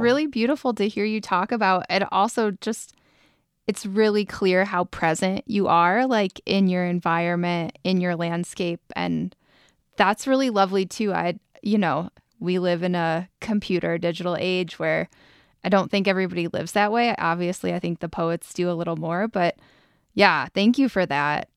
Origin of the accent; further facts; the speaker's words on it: Ohio, United States; also born or lived in Colorado; now in Boulder, United States; I'm from Ohio originally.